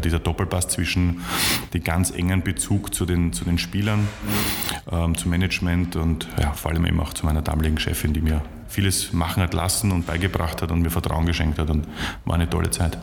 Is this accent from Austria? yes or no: yes; Vienna, Austria; als, als Wiener